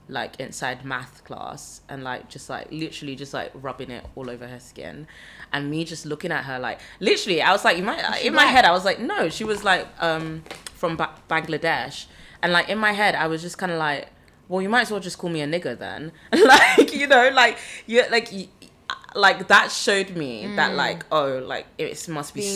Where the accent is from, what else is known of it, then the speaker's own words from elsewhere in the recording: London, United Kingdom; I grew up in London